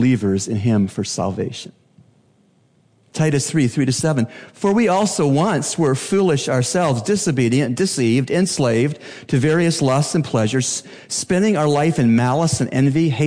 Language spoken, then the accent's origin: English; Canada; now in Bahamas; As a Canadian